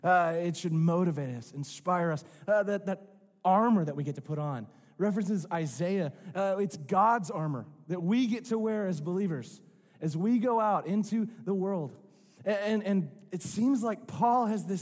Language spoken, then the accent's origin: English; Rogers, Arkansas, United States; I'm from Northwest Arkansas. I grew up in Rogers.